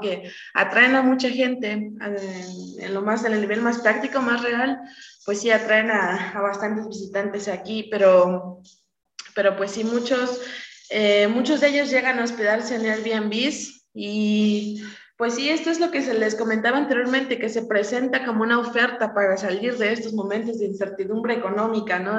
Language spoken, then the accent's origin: Spanish; Oaxaca, Mexico; tenemos que estar ahí siendo oaxaqueños